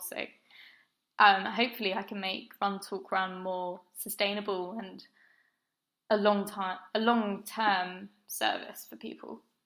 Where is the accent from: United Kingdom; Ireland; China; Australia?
United Kingdom; Brighton, South East England; moved away as an adult; now in London, United Kingdom; I grew up in Brighton by the sea